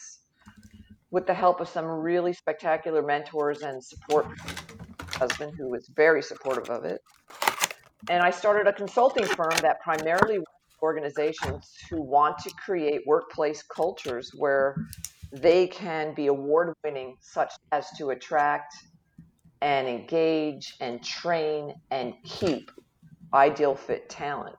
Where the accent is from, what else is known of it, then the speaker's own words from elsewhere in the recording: Jersey Shore, Southern New Jersey, United States; moved away as an adult; now in Oklahoma, United States; I'm originally from Southern New Jersey, along the beautiful Jersey Shore. Born and raised and went to college there